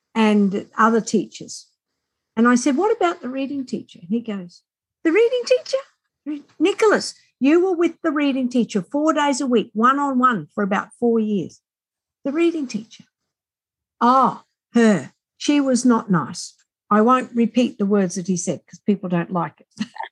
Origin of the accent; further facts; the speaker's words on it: Australia; accent: Australian; as we are Australian, as you most likely hear my accent